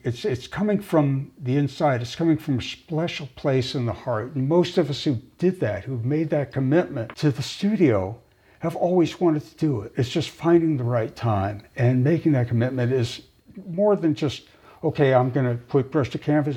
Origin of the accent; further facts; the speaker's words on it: Los Angeles, California, United States; moved away as an adult; also born or lived in Palo Alto, California; now in Pacific Northwest, United States; I grew up in Los Angeles, in the San Fernando Valley